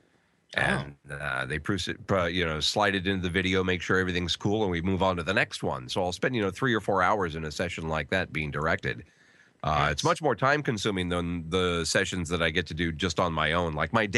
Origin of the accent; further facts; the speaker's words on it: United States; also born or lived in North Carolina / Virginia / Pennsylvania; now in San Diego, United States; I grew up in North Carolina in Virginia.